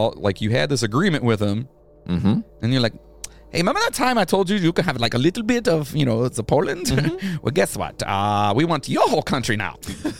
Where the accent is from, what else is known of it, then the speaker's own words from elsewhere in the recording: England, United Kingdom; I'm English as shit, which means you're a lot of English, too.